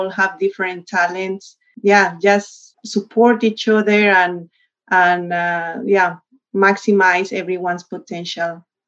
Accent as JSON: {"language": "English", "town": "Bogota", "region": "Bogotá", "country": "Colombia", "tie": "born or raised there", "also_born_or_lived": "Illinois", "second_language": "English", "moved": "as an adult", "said": "I grew up in Bogota, I'm from a big city"}